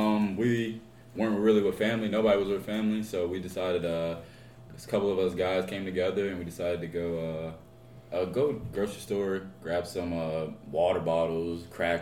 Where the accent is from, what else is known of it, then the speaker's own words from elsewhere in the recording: Charlotte, North Carolina, United States; born and raised in Charlotte, North Carolina.